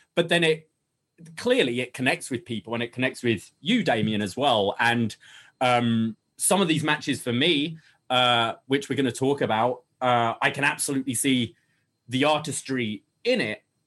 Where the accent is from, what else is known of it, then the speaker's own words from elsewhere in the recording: United Kingdom; moved away; me as a Brit